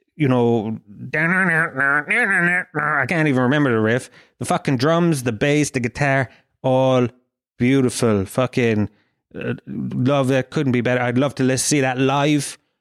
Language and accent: English; Kerry, Munster, Ireland; I'm from Kerry